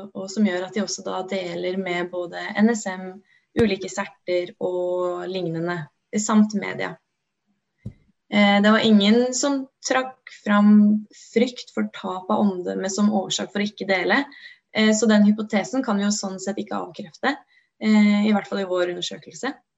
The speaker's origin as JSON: {"language": "Norwegian", "region": "Oslo", "country": "Norway", "tie": "born or raised there", "also_born_or_lived": "Gjøvik", "moved": "yes", "said": "jeg er opprinnelig fra Oslo"}